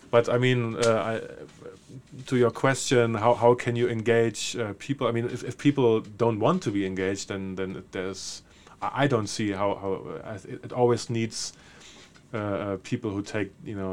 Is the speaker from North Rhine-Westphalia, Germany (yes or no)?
no; Berlin, Germany; English is a second language; there's a very straightforward reason. I'm from Berlin.